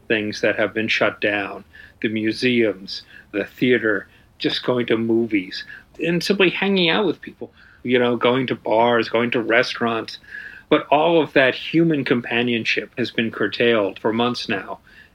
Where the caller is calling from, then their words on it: New York City, New York, United States; I'm speaking from New York City, where I've lived my entire adult life.